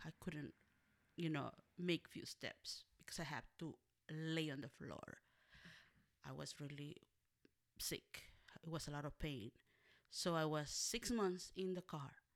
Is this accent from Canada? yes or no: no; Monterrey, Nuevo León, Mexico; moved away; also born or lived in Matehuala, San Luis Potosí, Mexico / Los Angeles; I was raised by an aunt, one of my, my mom's older sisters, and, uh, we live in different cities. I live in Monterrey, Nuevo León, Mexico, and I was born in Matehuala, San Luis Potosí, Mexico.